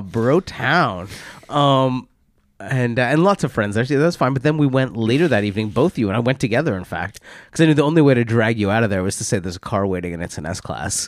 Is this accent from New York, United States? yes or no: yes; New York, United States; now in London, United Kingdom; as a New Yorker